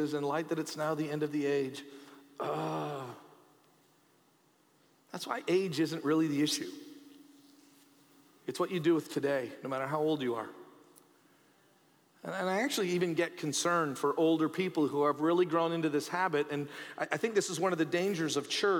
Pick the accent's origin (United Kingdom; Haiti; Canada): Canada; as a Canadian